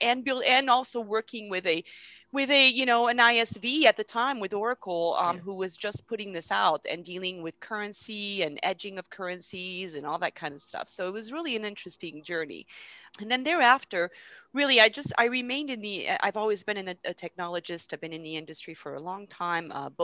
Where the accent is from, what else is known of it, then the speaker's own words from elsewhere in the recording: France; moved away; I'm originally from France